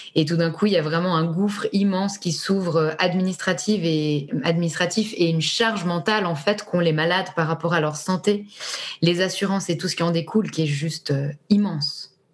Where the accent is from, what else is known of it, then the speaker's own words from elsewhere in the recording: Switzerland; on est suisse